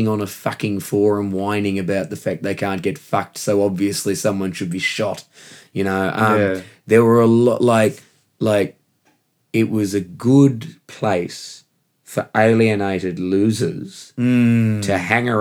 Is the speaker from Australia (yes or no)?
yes; Perth, Western Australia, Australia; moved away as an adult; now in London, United Kingdom; I come from Perth, Western Australia, and that's the most isolated city on Earth